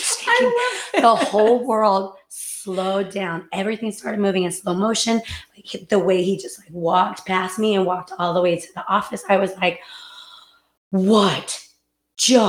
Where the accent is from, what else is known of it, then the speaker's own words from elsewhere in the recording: North Texas, United States; moved away; also born or lived in California; We're both from Texas, but different parts of Texas. I'm from North Texas